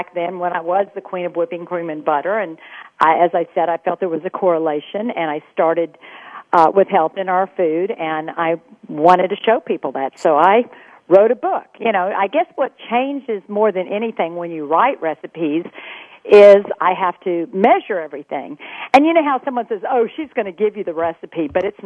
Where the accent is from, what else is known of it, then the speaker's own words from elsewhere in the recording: Texas, United States; I grew up in Texas